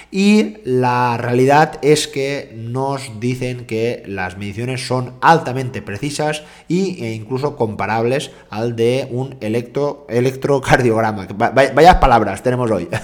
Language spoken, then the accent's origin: Spanish; Jaén, Andalusia, Spain; soy de Jaén